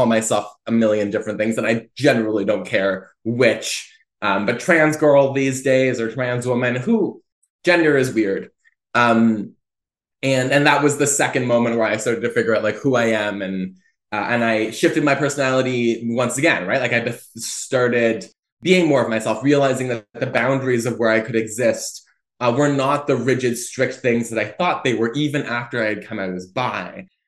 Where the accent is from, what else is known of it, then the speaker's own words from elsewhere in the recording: Fredericton, New Brunswick, Canada; born there; also born or lived in Oromocto; but I was born in Fredericton, New Brunswick, and I lived for, I think, the first 3 years of my life in Oromocto, which is a military base just outside of Fredericton